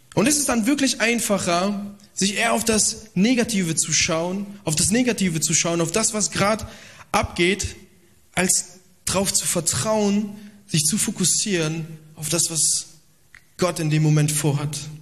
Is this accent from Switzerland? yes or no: no; Italy; Ich bin auch äh, Italiener